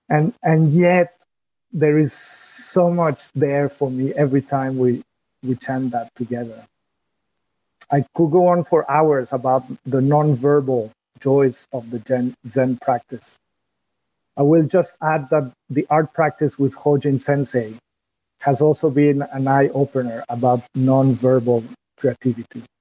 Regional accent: France; English is a second language; My accent when I go to, back to France or while I speak with you in English my accent as a creative expression.

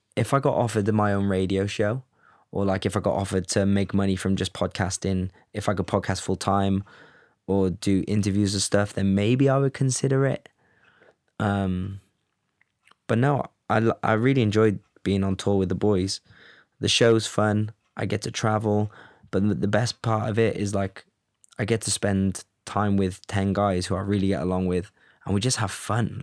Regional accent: Cardiff, Wales, United Kingdom; also born or lived in Los Angeles, United States / Amsterdam, Netherlands; now in London, United Kingdom; I'm from Cardiff

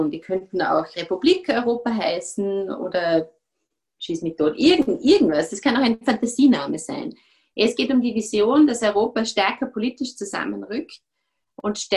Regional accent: Austria; natürlich bis zu einem gewissen Grad als Österreicher

